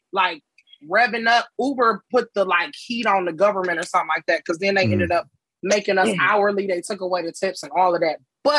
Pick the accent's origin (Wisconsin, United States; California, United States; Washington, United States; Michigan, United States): Michigan, United States; Detroit; also born or lived in Florida; now in Brooklyn, United States; I moved here from Florida, but I'm originally from Detroit. Born and raised in Detroit.